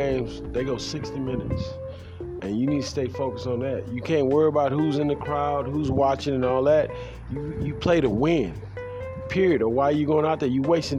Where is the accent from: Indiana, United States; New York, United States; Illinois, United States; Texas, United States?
Texas, United States; Houston; I am from Houston, Texas.